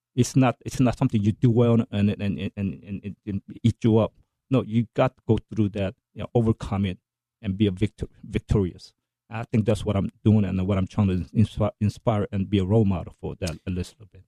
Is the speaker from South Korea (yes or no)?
yes; South Korea; now in United States; i'm american first and korean second